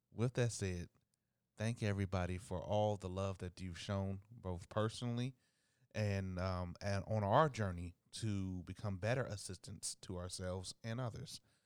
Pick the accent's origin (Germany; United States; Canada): United States; Dayton, Ohio; my hometown of Dayton, Ohio